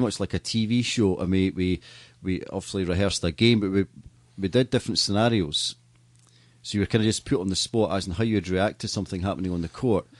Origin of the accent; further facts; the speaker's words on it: Scotland, United Kingdom; as a Scottish person